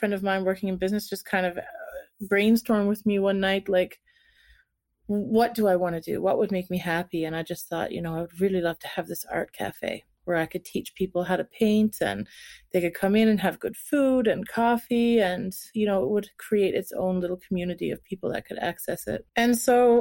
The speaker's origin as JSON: {"language": "English", "region": "Newfoundland and Labrador", "country": "Canada", "also_born_or_lived": "St. John's, Canada", "moved": "as an adult", "lives_now": "Denmark", "said": "I'm originally from Canada, from Newfoundland, Labrador."}